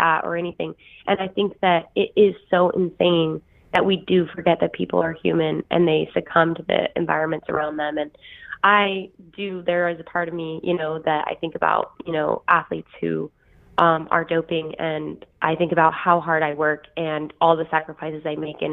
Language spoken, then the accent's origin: English; Idaho, United States; I am literally from Idaho. I was a potato, like, I did potato farming when I was growing up